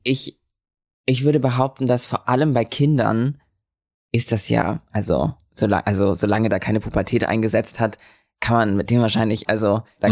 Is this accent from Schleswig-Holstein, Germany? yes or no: yes; Lübeck, Schleswig-Holstein, Germany; now in Berlin, Germany; ich bin in Lübeck geboren